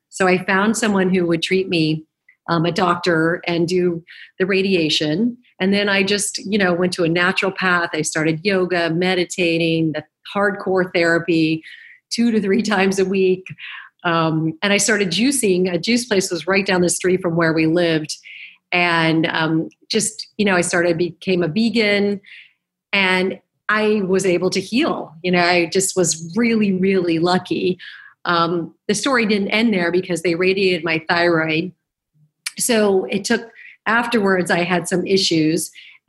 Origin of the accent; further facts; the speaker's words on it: Arizona, United States; moved away as an adult; also born or lived in New York; now in Los Angeles, United States; I did move to New York, and I was from Arizona, and I graduated college